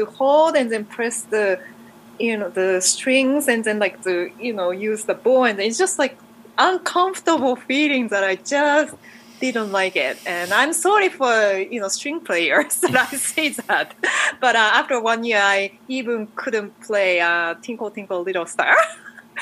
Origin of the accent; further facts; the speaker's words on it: Japan; English is a second language; moved away as an adult; also born or lived in Massachusetts, United States; now in United States; I grew up in Japan, and I started to study marimba when I was 5 years old